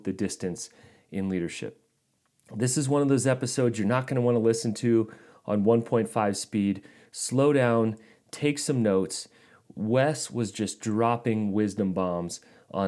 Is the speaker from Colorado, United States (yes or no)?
yes; Colorado Springs, Colorado, United States; my hometown, Colorado Springs.